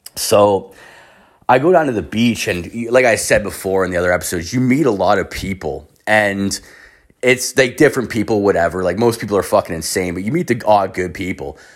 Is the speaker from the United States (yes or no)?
no; Canada; I'm Canadian.